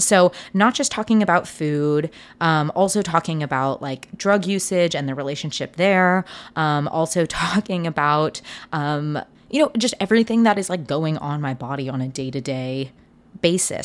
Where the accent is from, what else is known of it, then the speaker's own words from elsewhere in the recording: Seattle, Washington, United States; I grew up in Seattle